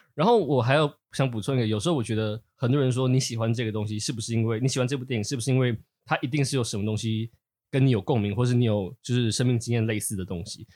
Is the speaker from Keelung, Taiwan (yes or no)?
no; Taipei, Taiwan; 我是一个从小在台北市出生、读书、，呃，成长的，的，的人